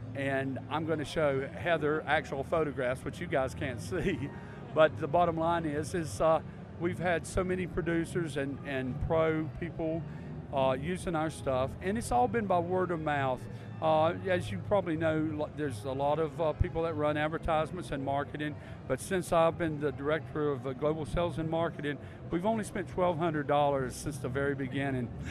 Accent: North Carolina, United States; In case you don't like my accent, I'll tell you I'm from North Carolina

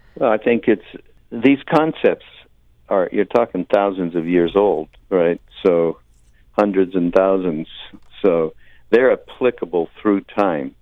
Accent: Montreal, Quebec, Canada; I'm from Montreal, Quebec, Canada

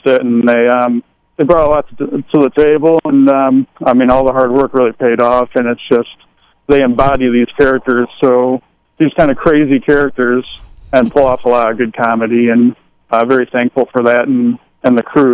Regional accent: Cleveland, Ohio, United States; moved away as an adult; now in Los Angeles, United States; I'm from Cleveland. I actually started out there

